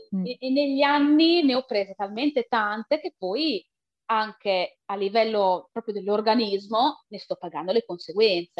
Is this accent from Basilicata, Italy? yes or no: no; province of Reggio Emilia, Emilia-Romagna, Italy; vengo dalla provincia di Reggio Emilia, in Emilia-Romagna